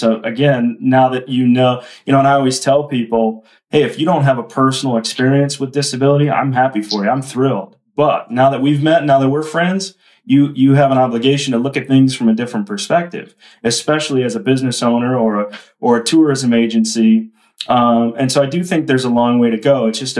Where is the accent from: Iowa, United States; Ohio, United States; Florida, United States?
Ohio, United States; now in Phoenix, United States; I grew up in Ohio